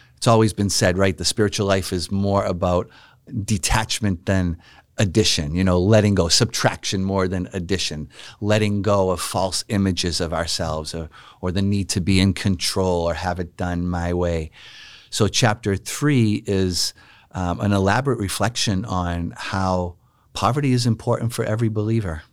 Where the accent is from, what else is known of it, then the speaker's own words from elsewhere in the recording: Boston, Massachusetts, United States; I grew up knowing the friars in my hometown of Boston, Massachusetts